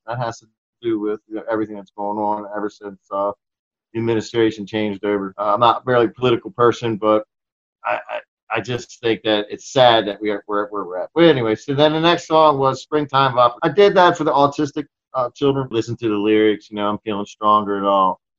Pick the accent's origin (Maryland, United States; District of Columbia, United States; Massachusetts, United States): Maryland, United States; Towson; I grew up in in Towson. I don't know if you ever heard of it. It's outside Baltimore